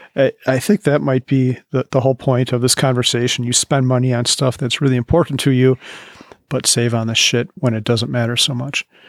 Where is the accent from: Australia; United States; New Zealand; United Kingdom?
United States; Midwest; also born or lived in Wisconsin / Bozeman, Montana; now in Colorado, United States; I grew up in the Midwest, lived in Wisconsin